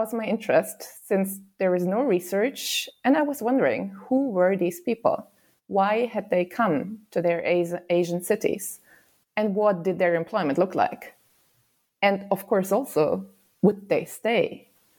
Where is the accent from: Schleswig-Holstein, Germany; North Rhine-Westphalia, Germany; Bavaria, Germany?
Bavaria, Germany; Nuremberg; moved away; I grew up in Nuremberg, which is in the south of Germany